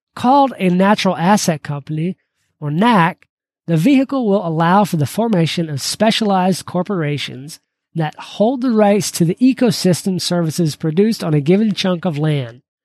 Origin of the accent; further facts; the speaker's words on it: Georgia, United States; growing up in Georgia, I became a huge Braves fan